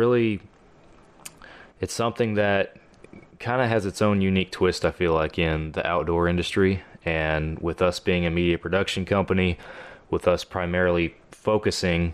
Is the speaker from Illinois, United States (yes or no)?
no; Texas, United States; I am from Texas